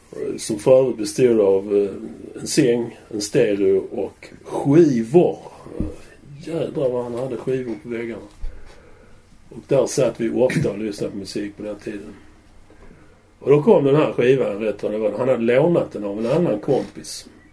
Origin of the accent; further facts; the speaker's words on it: Malmö, Skåne, Sweden; jag var ju uppvuxen i Limhamn